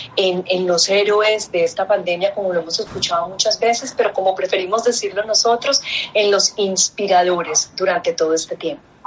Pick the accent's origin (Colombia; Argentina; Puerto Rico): Colombia